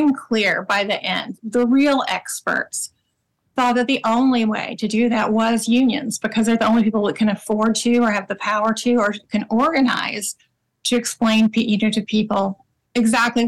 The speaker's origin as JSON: {"language": "English", "region": "Oklahoma", "country": "United States", "tie": "born or raised there", "said": "I grew up in Oklahoma"}